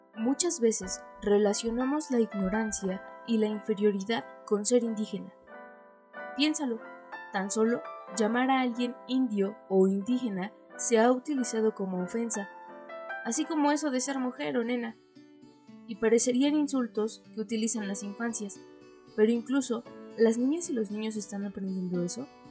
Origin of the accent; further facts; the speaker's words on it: Mexico; nuestro México mágico